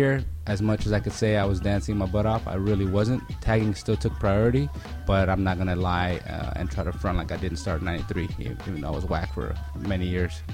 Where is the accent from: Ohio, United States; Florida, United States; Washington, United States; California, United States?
California, United States; Pasadena; also born or lived in Pico Rivera; I grew up in Pasadena